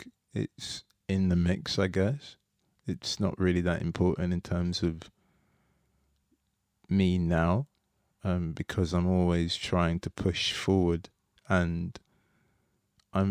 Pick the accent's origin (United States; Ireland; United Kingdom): United Kingdom; London; I grew up in Tooting, South London